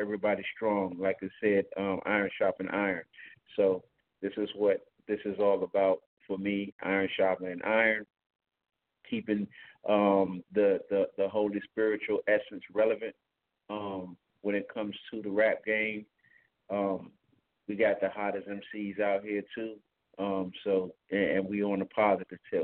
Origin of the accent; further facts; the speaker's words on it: Newport News, Virginia, United States; I'm from Newport News, Virginia. I'm also a barber over here in Newport News, Virginia